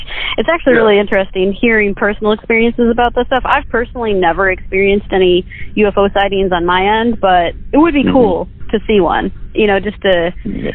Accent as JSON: {"language": "English", "town": "Chicago", "region": "Illinois", "country": "United States", "said": "I am from Chicago."}